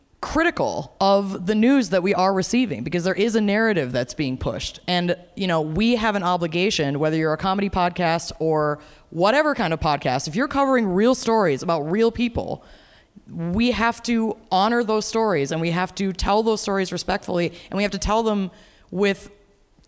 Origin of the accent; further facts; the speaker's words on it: Minneapolis, Minnesota, United States; I'm from Minneapolis. I live in Minneapolis.